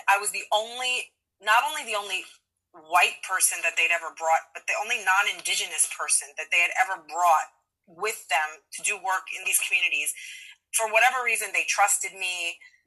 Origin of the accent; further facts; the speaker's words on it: New York City, New York, United States; I'm from Queens. I like grew up in a small working class neighborhood